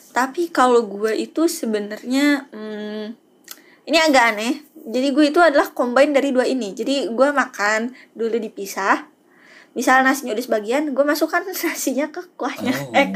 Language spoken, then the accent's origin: Indonesian; Padang, West Sumatra, Indonesia; yang nextnya ini agak menghancurkan pride gue sebagai orang Padang ya